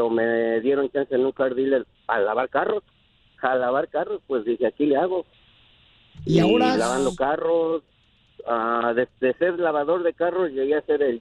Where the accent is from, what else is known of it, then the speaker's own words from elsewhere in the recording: Mexico City, Mexico; now in United States; México, Distrito Federal.